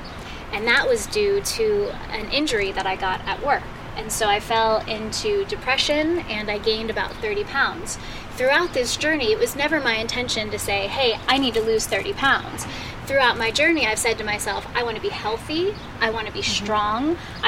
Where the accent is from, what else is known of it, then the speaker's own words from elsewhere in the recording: Allentown, Pennsylvania, United States; moved away; But then I moved out here from Allentown, Pennsylvania, and I started shopping in the shopping marts